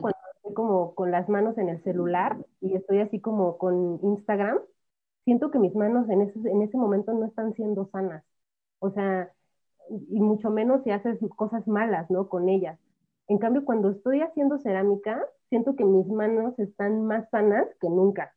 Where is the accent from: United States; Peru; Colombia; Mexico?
Mexico; first language Spanish; ¿cómo voy a dejar mi país?